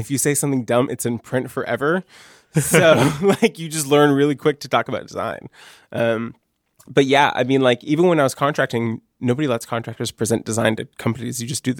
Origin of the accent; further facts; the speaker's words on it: rural Maine, United States; also born or lived in Columbus, Ohio; I was born in Columbus, Ohio, and I stayed there until I was 2. And then my dad liked Maine. My mom and him had vacation in Maine before, and he decided that he wanted to go to Maine.